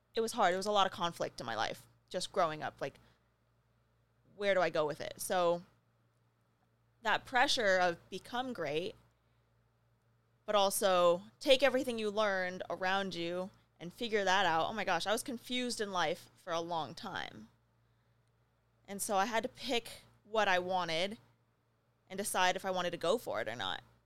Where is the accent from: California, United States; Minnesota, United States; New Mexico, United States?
New Mexico, United States; moved away; I grew up in New Mexico.